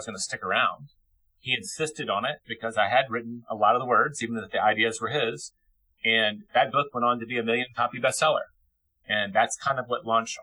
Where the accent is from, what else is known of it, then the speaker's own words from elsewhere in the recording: Memphis, Tennessee, United States; also born or lived in Paris, France; I got an English degree in my hometown college of Memphis University